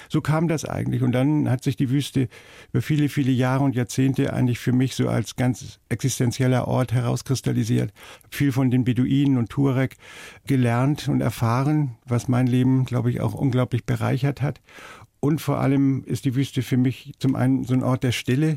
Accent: Hamburg, Germany; ich komme ja aus Hamburg und so, man hat ja alles so rundherum mhm. und ist so aufgewachsen

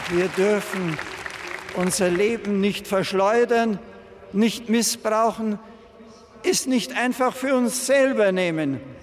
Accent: Marktl, Bavaria, Germany; moved away as an adult; now in Rome, Italy; über Marktl fliegen, über meinem Geburtsort

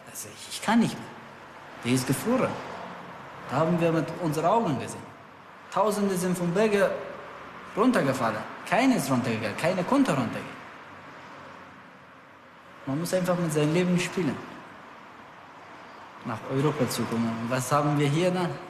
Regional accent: Afghanistan; Ich bin aus Afghanistan geflüchtet.

